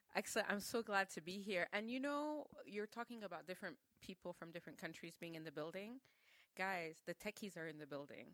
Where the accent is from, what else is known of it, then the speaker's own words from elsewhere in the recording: Cameroon; in Cameroon we operate on a whole different sphere